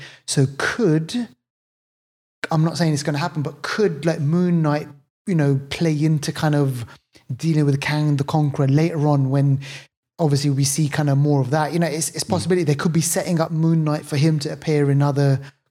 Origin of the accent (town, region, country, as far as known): England, United Kingdom